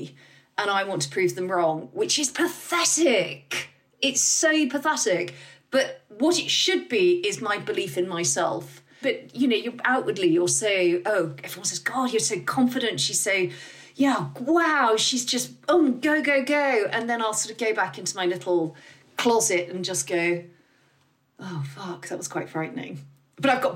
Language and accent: English; United Kingdom; we're British